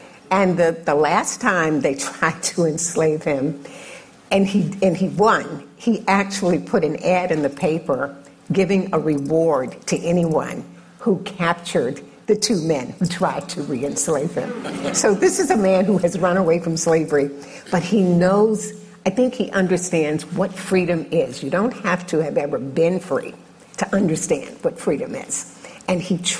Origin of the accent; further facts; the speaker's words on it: Virginia, United States; I'm from Virginia